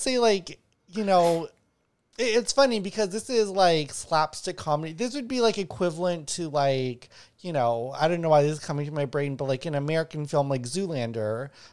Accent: Winnipeg, Manitoba, Canada; I grew up in Winnipeg, also known as the ghetto

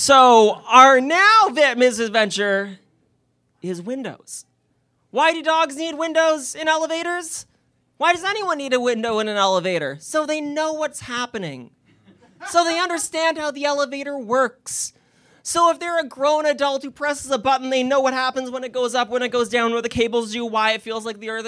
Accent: Kitchener, Ontario, Canada; I'm from Kitchener, Waterloo, and I'm here to pitch to you my company, Accessawoof

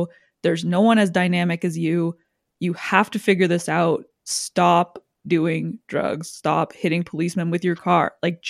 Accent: Canada; it has no similarity to my life culturally whatsoever as a Canadian.

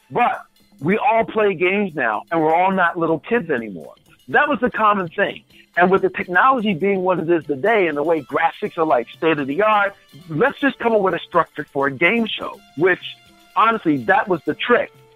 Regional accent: Baltimore, Maryland, United States; moved away as an adult; also born or lived in Florida; I'm from Baltimore, Maryland

